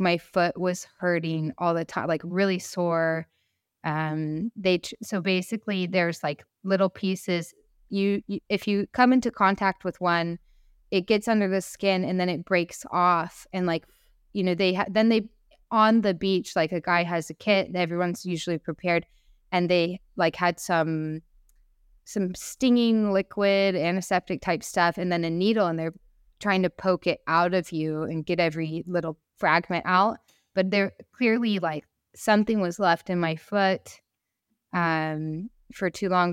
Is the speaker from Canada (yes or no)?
no; United States; also born or lived in San Francisco; I am so lucky to be born in America and raised as an American woman